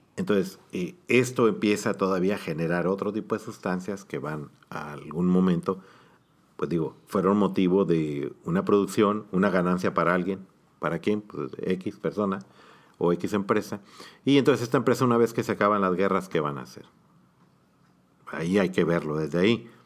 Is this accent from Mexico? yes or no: yes; Mexico; como población mexicana